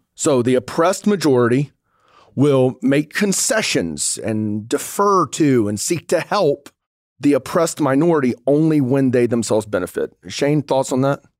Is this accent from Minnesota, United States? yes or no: no; North Georgia, United States; moved away; also born or lived in Pensacola, Florida; I grew up in the dirty South. I grew up in North Georgia